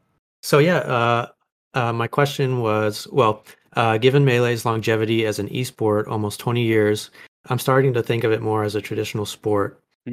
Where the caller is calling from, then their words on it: New York, United States; I'm calling in from New York.